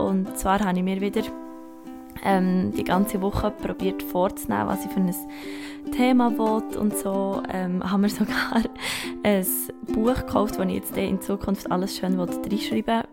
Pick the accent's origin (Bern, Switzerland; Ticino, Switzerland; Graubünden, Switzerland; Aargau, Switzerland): Bern, Switzerland; Gstaad; now in Bern, Switzerland; Ich bin ein Bergkind, ich komme aus, aus dem Sahnenland, aus Gstaad